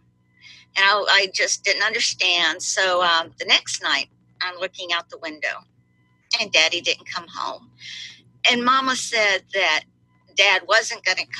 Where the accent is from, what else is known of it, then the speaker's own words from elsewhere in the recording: Miami, Florida, United States; I was born in Miami, and my parents were both Cuban. And we lived in a little house in Miami with terrazzo flooring